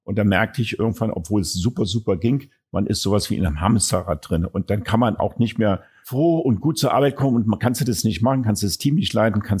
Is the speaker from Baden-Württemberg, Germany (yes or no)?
no; Berlin, Germany; Ich bin Berliner